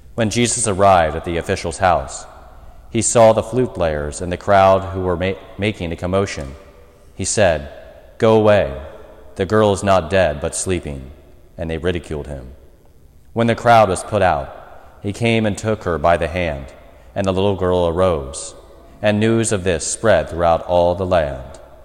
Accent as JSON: {"language": "English", "country": "United States", "said": "as an American people, and in particular as American Catholics"}